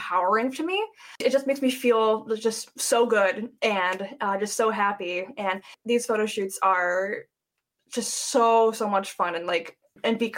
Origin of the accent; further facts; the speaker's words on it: Cleveland, Ohio, United States; I'm from Cleveland